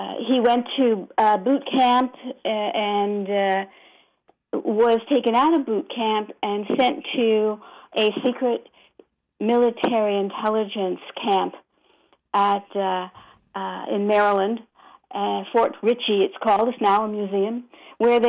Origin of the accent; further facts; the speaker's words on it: Bermuda; also born or lived in Brooklyn, New York, United States; while I was born in Brooklyn, I was brought up in Bermuda